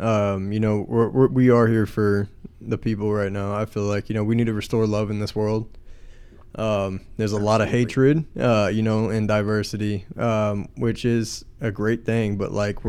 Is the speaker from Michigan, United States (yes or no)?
no; San Antonio, Texas, United States; moved away as an adult; now in Destin, United States; Welcome to Ambitious Scumbags. I am from San Antonio, Texas, but I live in Destin right now. I will be moving back in May. I am an Air Force veteran